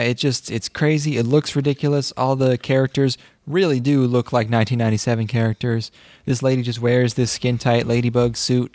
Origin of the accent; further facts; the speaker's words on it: Boston, Massachusetts, United States; I'm from Boston.